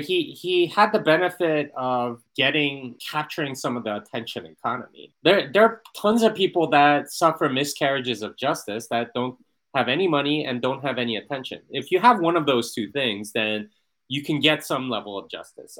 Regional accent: United States; as an American here in Italy

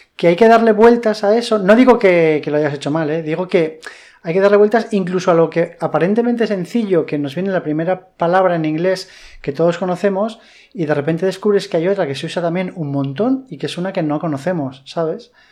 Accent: Madrid, Community of Madrid, Spain; now in Valencia, Spain; yo soy madrileño

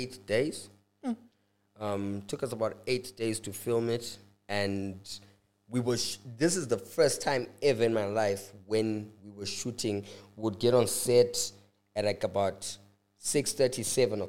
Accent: Bulawayo, Zimbabwe; I know more Ndebele than I do isiShona ngoba mina ngakhulela

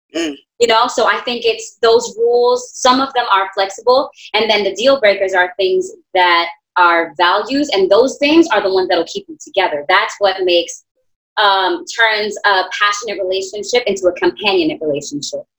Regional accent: New York City, New York, United States; also born or lived in Queens, New York; born and raised in Brooklyn, New York. I currently live in Queens.

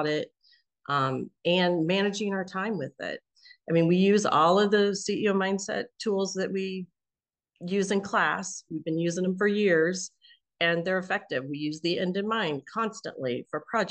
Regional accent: Kansas City, United States; moved away; Kansas City, which is my hometown.

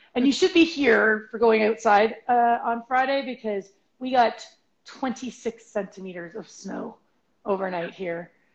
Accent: Alberta, Canada; Right, because we're from Alberta

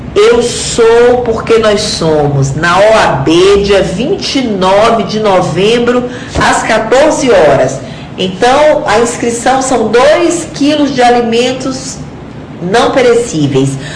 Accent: Mirador, Maranhão, Brazil; moved away; Eu nasci, eu sou do sul do Maranhão, né, numa cidadezinha chamada Mirador

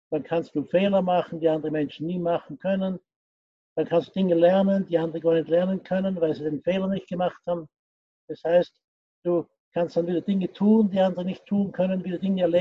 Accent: Austria; born there; ich bin gebürtiger Österreicher, äh, bin 72 Jahre alt

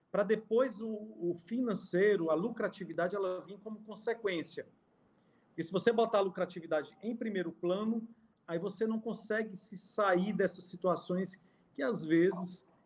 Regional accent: Sobral, Ceará, Brazil; E eu sou natural do interior, eu sou natural de Sobral, que fica a 220 quilômetros de Fortaleza.

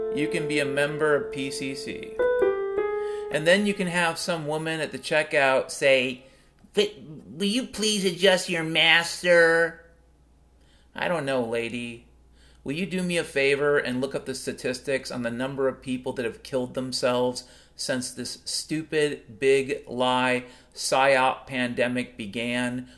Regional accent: Mount Vernon, Washington, United States; growing up in Mount Vernon, Washington back in the 70s and 80s

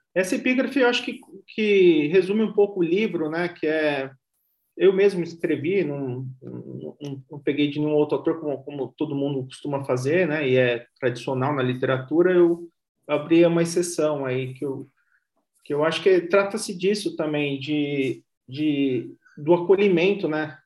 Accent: Ubatuba, São Paulo, Brazil; moved away as an adult; also born or lived in Mogi das Cruzes; now in São Paulo, Brazil; eu estudava no centro de Ubatuba, eu sou, eu sou de Ubatuba

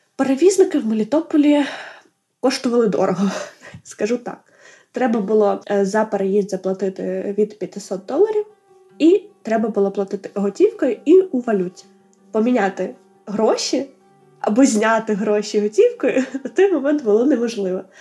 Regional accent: Melitopol, Zaporizhzhia Oblast, Ukraine; moved away as an adult; площу нашого рідного міста

